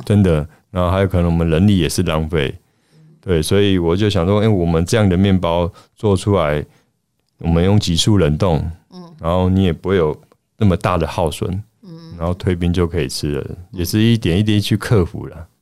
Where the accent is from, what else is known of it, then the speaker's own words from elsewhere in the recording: Taiwan; 想要代表我们台湾人